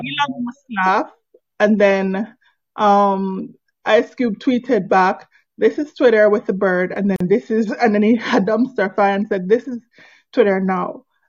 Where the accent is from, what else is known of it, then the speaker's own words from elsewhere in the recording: Jamaica; I'm not even Nigerian. I'm Jamaican.